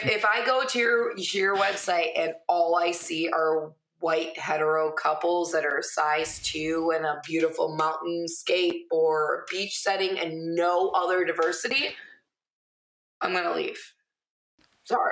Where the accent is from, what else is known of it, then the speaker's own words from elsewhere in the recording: Millington, Michigan, United States; moved away; also born or lived in Lapeer, Michigan / Onaway, Michigan; grew up, graduated from Millington.